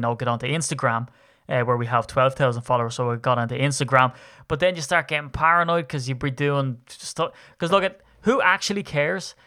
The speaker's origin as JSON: {"language": "English", "country": "Ireland", "said": "I'm Irish"}